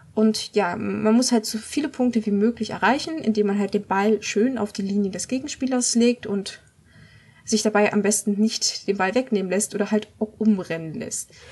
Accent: Germany; als Deutscher

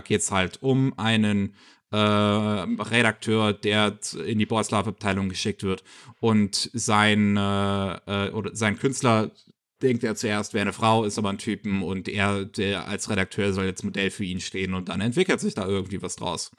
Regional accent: Germany; bei uns in Deutschland

